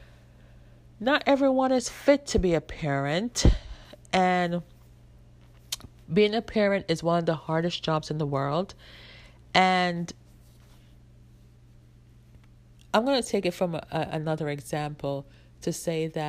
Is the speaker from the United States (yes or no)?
no; Jamaica; I grew up in Jamaica where it is mostly like, when I grew up, we wore uniforms